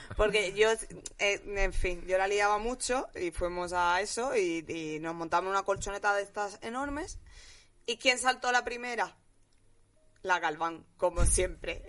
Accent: Jerez de la Frontera, Andalusia, Spain; now in Madrid, Spain; yo me he criado entre los mormones, mm, los americanos, Jerez, que es lo más gitano del mundo

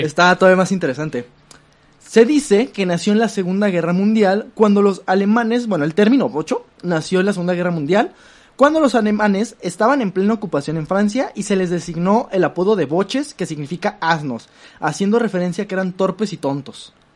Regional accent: Mexico; somos México del PRI

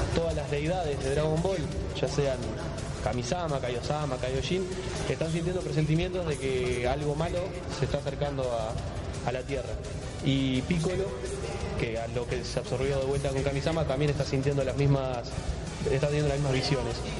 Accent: Uruguay; yo soy de Uruguay

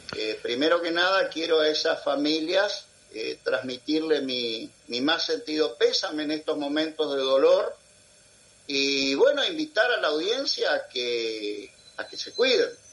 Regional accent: Argentina; also born or lived in Lora del Río, Spain (ancestry); mi país, Argentina

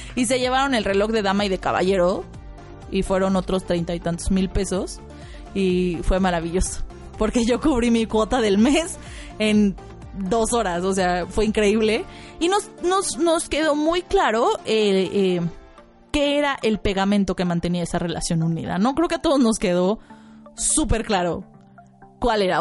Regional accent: Mexico City, Mexico; yo, mmm, de México, de la Ciudad de México

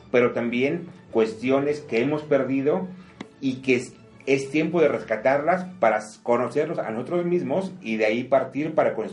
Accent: Mexico

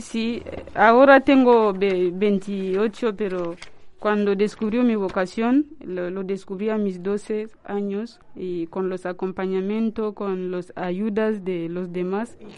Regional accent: DR Congo; Spanish is a second language; moved away as an adult; now in Santander, Spain; soy de la República Democrática del Congo, en África.

